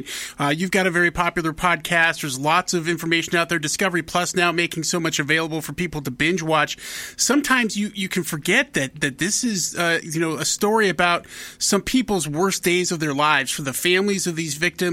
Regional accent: Miles City, Montana, United States; I grew up in Miles City, Montana.

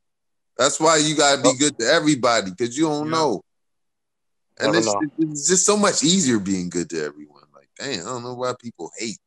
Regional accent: Philadelphia, Pennsylvania, United States; growing up in Philly, because 5% and Islam was real big here

